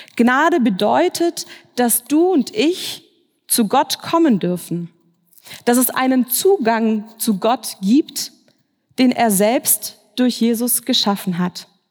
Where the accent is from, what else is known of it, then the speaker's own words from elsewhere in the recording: Swabia, Baden-Württemberg, Germany; moved away as an adult; now in Frankfurt, Germany; Ich bin aber eigentlich im Schwabenland aufgewachsen, in einer schwäbischen Kleinstadt